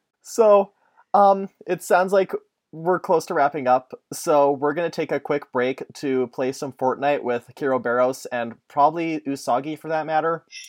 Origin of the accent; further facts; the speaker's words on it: Canada; Because even though I'm Canadian, I'm still exposed to mostly American stuff.